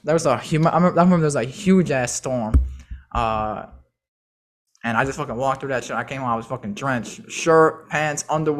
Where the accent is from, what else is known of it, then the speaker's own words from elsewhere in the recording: Chicago, Illinois, United States; And my mom, because we're from Chicago, if you don't have a car, you go take the bus.